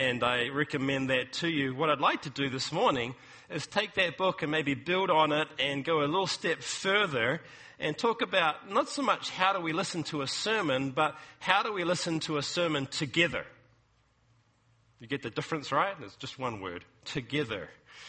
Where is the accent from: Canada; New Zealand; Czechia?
New Zealand; moved away as an adult; now in California, United States; New Zealand, which is my home country